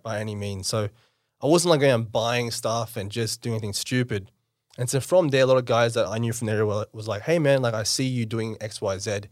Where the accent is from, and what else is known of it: Campbelltown, New South Wales, Australia; born or raised there; also born or lived in India / South Auckland, New Zealand